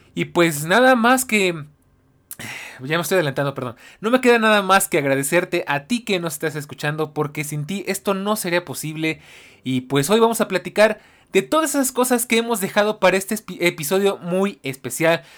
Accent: Mexico; yo soy de México.

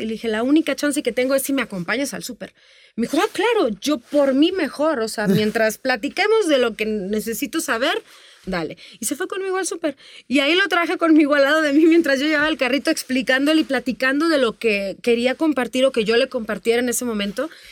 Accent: Tamaulipas, Mexico; moved away as an adult; yo empecé desde muy niñita, muy chiquita, este, en el norte del país. Yo soy de Tamaulipas. Yo allá cantaba y actuaba

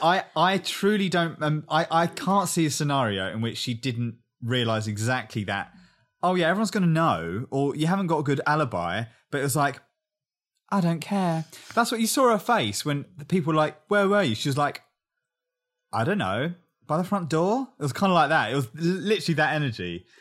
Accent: England, United Kingdom; I'm English

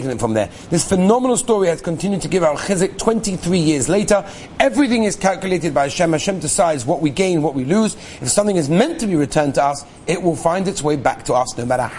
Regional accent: Los Angeles, California, United States; I grew up in Los Angeles, California

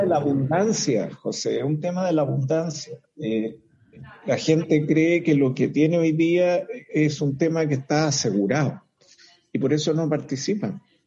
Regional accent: Chile

